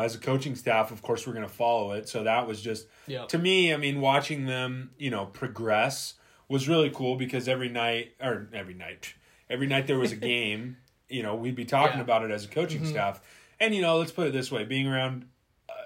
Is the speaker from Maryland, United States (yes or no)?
no; San Diego, California, United States; We're both from San Diego